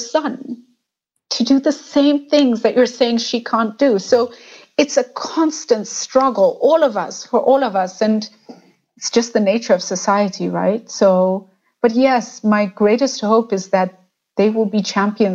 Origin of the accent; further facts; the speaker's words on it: Kenya; the Kenyan identity comes to us very easily, and Kenyans are very proud.